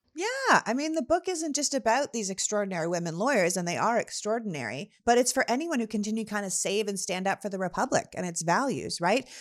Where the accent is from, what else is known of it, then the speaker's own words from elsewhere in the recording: Canada; now in United States; we're both good old Canadian girls